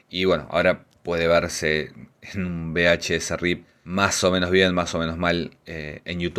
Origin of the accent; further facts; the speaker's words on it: Argentina; soy director argentino de Historia del Oculto